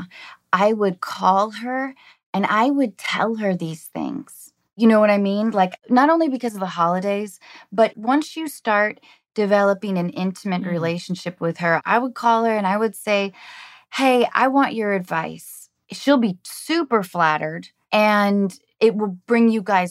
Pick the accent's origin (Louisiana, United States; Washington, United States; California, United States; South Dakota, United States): Washington, United States; Edmonds; I grew up in Washington State.